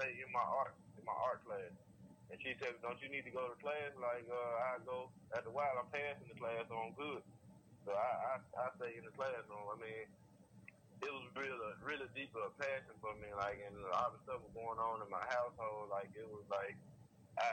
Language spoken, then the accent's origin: English; Clarksdale, Mississippi, United States; moved away; also born or lived in Memphis; Where I'm from, a small town, I'm from Clarksdale, Mississippi